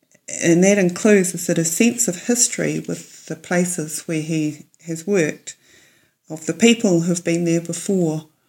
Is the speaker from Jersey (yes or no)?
no; Wellington, New Zealand; from Karori in Wellington.